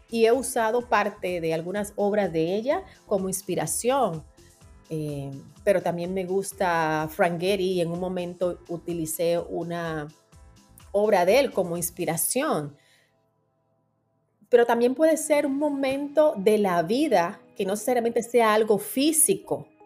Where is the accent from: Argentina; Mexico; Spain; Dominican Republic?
Dominican Republic; now in New York, United States; es donde voy a estudiar a Altos de Chabón, que es una escuela de diseño en mi país y que está asociada a Parsons School of Design ah, de, acá de New York. Entonces, ellos tienen una extensión allá en mi país